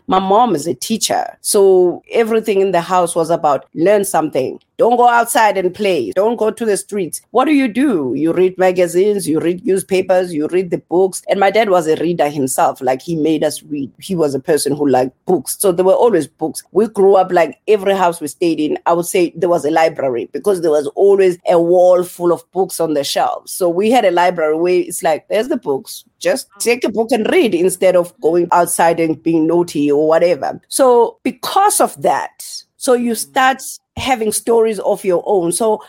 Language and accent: English; Eastern Cape, South Africa; also born or lived in Welkom / KwaZulu-Natal; now in Margate, South Africa; So we grew up in the Eastern Cape, but then we moved to KZN. So I'm from the South Coast right now in Margate. But we grew up all over because my family just traveled. Like, I was born in Welkom.